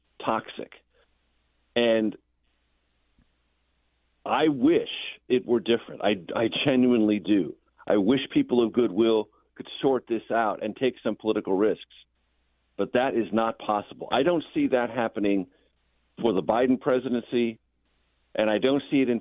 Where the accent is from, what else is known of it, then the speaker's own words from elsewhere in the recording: San Diego, California, United States; when I was a child growing up in San Diego.